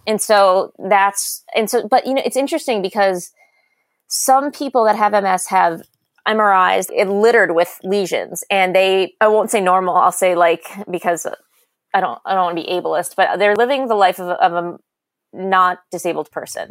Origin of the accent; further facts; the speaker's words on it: South Shore, Massachusetts, United States; also born or lived in Fairfax County, Virginia / New York; I'm from the South Shore, Massachusetts. I now live on the North Shore